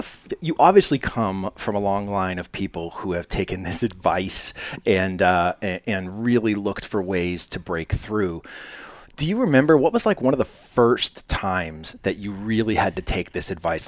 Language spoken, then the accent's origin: English; Manchester, New Hampshire, United States; I'm originally from Manchester, New Hampshire, so so close to the Cambridge area